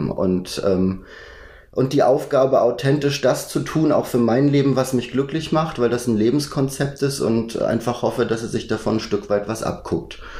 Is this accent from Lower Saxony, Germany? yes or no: no; Schleswig-Holstein, Germany; Ich glaube, bis ich 19 war, bin ich dort auf dem Dorf groß geworden. Bin zwar in Lübeck zur Schule gegangen